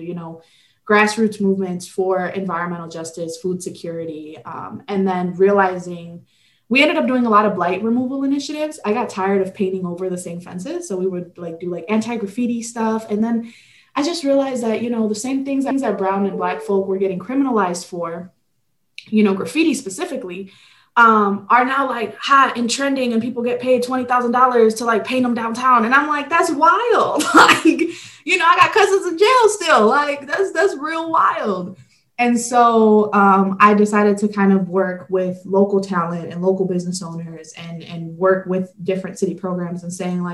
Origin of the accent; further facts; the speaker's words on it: Detroit, Michigan, United States; also born or lived in Guadalajara, Jalisco, Mexico; I was born in Guadalajara, Jalisco, Mexico. And then I immigrated to Detroit when I was 4.